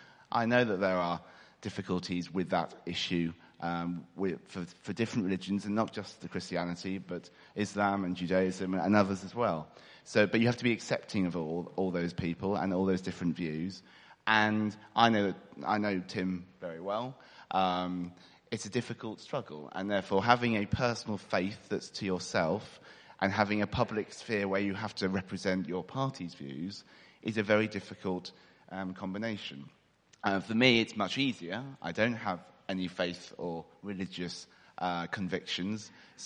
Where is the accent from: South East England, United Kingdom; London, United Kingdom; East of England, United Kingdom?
East of England, United Kingdom; I am an East Anglian boy. I have to admit I'm not completely from Ipswich.